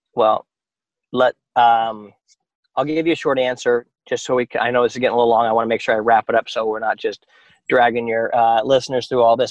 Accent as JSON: {"language": "English", "country": "United States", "said": "as an American"}